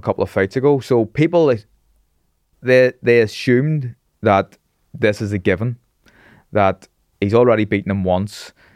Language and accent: English; Belfast, Northern Ireland, United Kingdom; I grew up in Taggart Bay, which is a staunch loyalist